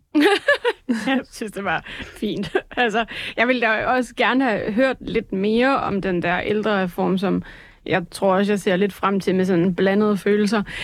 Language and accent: Danish; Jutland, Denmark; jeg er jo jyde